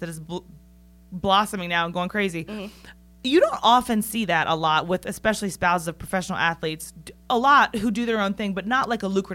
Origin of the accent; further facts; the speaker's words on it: Northern Virginia, United States; I'm from Northern Virginia